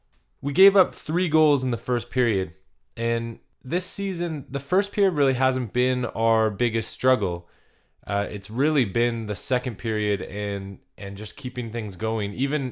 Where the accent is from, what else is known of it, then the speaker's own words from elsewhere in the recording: Canada; I'm a Canadian boy that, you know, I've ventured into the States, but I haven't made it to the Mile High City